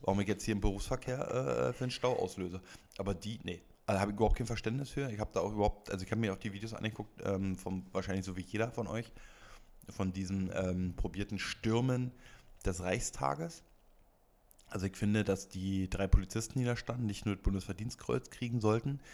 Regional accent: Brandenburg, Germany; now in Berlin, Germany; Ich ursprünglich aus Brandenburg

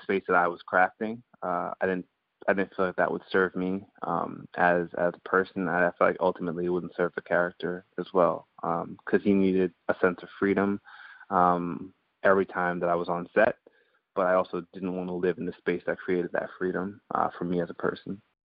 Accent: Guyana; also born or lived in Antigua; now in United States; I was born in the States. I grew up in Guyana before I lived in Antigua for a few years before ultimately coming back to the States

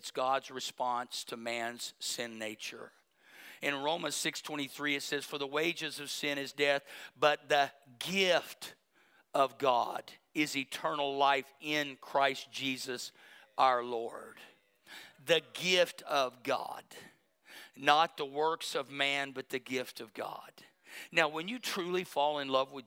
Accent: Berry Hill, United States; I grew up in Berry Hill

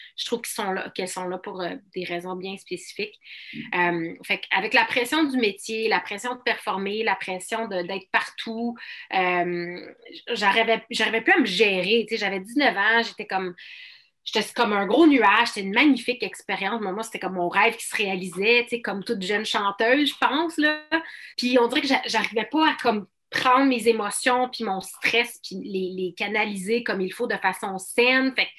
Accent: Outaouais, Quebec, Canada; la région de l'Outaouais, mon patelin

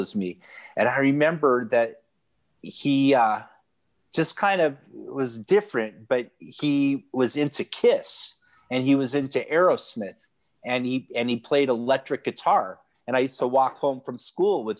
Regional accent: Santa Cruz, California, United States; also born or lived in Laguna Beach, California; I was born in Laguna Beach, California. I'm a California native. My family moved to Santa Cruz when I was 3. And I grew up, it's a surf town

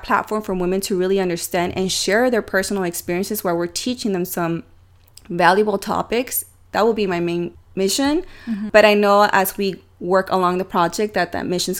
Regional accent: San Diego, California, United States; we're from San Diego

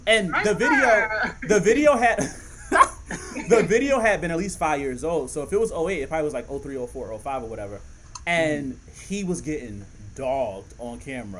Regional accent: Philadelphia, Pennsylvania, United States; Shorty J literally grew up down the street from me in Philly. I'm from Philly.

